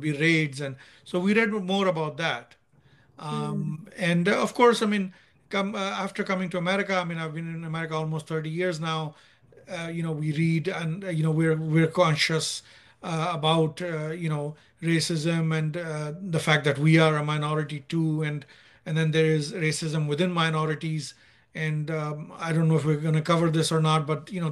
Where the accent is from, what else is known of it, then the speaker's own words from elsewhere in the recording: Nigeria; moved away as an adult; now in United States; when we were growing up in Nigeria, because I was in Nigeria until O-levels or 10th grade. So I left Nigeria. No, sorry, what am I saying? A-level. So I left Nigeria at the age of 18. I was there from the age of 4 to the age of 18